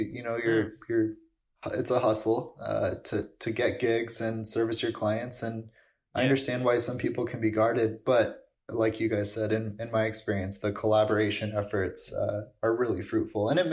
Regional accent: Los Angeles, California, United States; moved away as an adult; now in Florence, Italy; a place like LA where I'm from

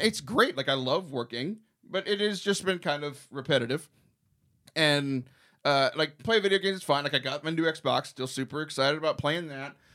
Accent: Texas, United States; also born or lived in Houston; we're Texan

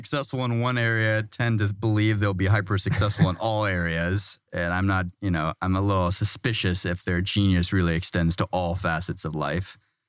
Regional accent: Kansas, United States; I grew up in the Midwest, the most like white, vanilla.

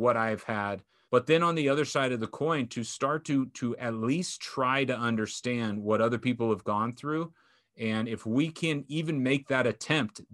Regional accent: Orange County, California, United States; growing up in Orange County, having my parents be together

